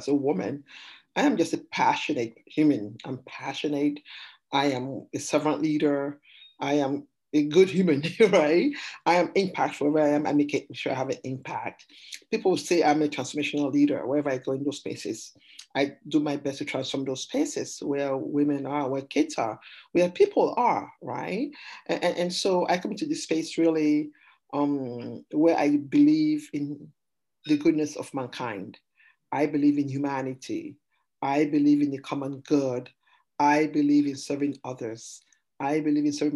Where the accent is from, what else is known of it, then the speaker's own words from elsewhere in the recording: Sierra Leone; also born or lived in Massachusetts, United States; now in Arizona, United States; I'm an immigrant from Sierra Leone.